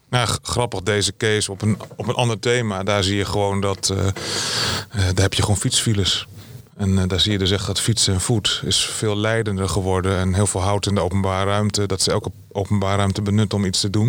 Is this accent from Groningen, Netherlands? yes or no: yes; Groningen, Netherlands; Ik kom uit Groningen